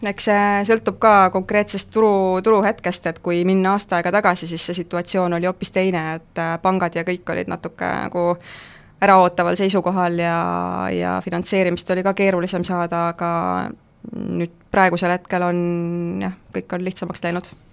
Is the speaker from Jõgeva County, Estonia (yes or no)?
no; Keila, Harju County, Estonia; ma ise olen Keilast pärit